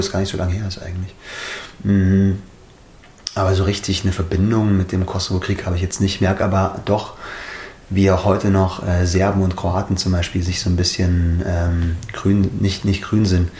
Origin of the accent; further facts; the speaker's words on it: Schliersee, Bavaria, Germany; Bin im Schliersee aufgewachsen